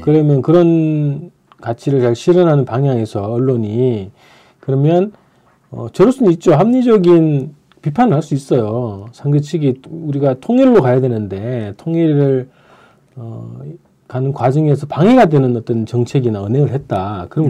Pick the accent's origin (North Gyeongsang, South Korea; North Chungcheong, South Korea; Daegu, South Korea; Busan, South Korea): North Gyeongsang, South Korea; Andong; 제가 그 고향이 안동이잖아요